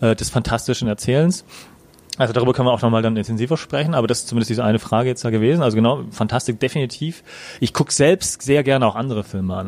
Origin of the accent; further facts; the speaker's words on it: Germany; wir als Deutsche